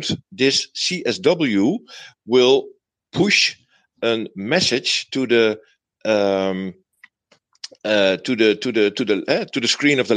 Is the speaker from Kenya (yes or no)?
no; Netherlands; English is a second language; I'm from Holland, so English is not my native language.